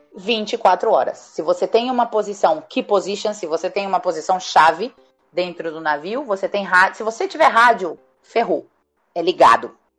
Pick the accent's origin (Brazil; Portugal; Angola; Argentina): Brazil; o máximo que eu poderia chegar como brasileira nessa companhia